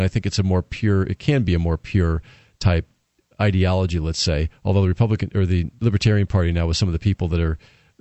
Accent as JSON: {"language": "English", "region": "Connecticut", "country": "United States", "tie": "born or raised there", "also_born_or_lived": "Killingworth, Connecticut / Oahu, Hawaii", "moved": "as an adult", "lives_now": "New Hampshire, United States", "said": "I grew up in Connecticut and left there after college for greener, sunnier pastures"}